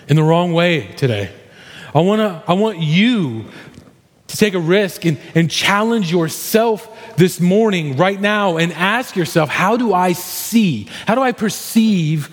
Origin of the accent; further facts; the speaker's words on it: Missouri, United States; I grew up in Missouri.